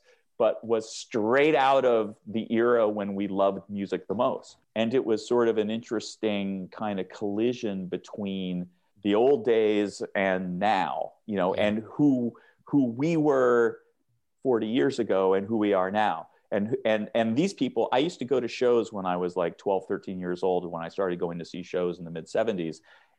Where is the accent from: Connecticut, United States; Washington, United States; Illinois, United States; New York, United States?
Washington, United States; Seattle; when I grew up in Seattle and in the University District on University Avenue and right around there, which runs just like a block off of the west side of campus